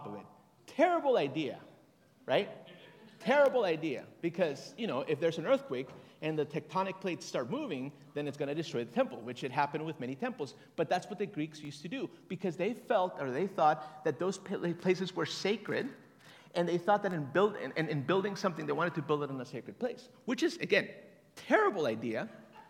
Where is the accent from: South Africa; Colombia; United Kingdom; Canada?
Colombia; Bogotá; moved away; also born or lived in Tegucigalpa, Honduras; I'm from Colombia, Bogota